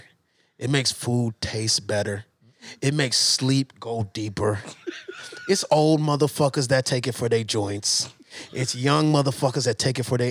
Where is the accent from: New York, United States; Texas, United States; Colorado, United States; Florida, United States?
Texas, United States; I'm from Texas